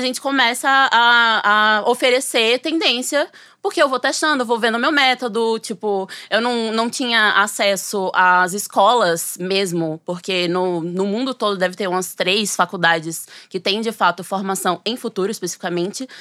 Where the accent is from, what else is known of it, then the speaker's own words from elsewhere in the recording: Sergipe, Brazil; moved away as an adult; now in São Paulo, Brazil; eu sou sergipana, mas eu moro em São Paulo desde que eu, eu fui estudar, né, na USP